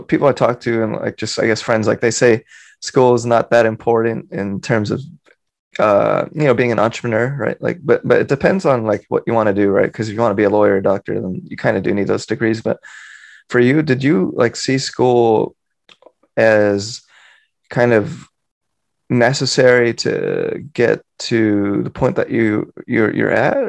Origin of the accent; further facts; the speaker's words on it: San Francisco, California, United States; I grew up in America, in San Francisco